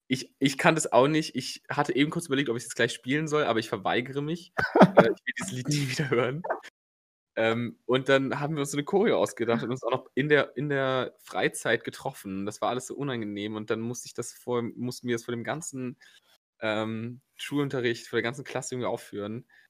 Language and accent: German; Cologne, North Rhine-Westphalia, Germany; diesen furchtbaren Sportplatz in Köln, Kreuzgasse, im Grüngürtel